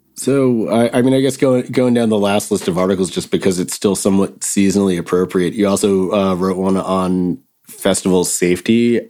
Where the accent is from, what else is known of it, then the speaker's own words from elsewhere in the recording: New Jersey, United States; growing up in Jersey